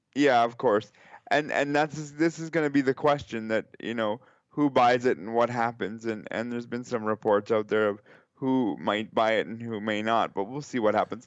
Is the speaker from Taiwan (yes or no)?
no; Canada; as a Canadian